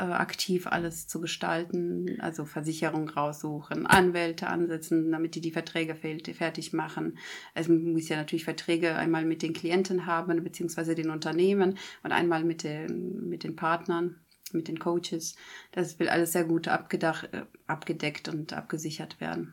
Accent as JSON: {"language": "German", "country": "Germany", "said": "hier bei uns in Deutschland"}